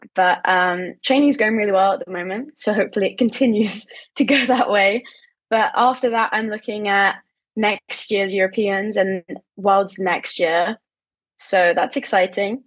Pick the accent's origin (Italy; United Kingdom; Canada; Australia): United Kingdom; England; in my home country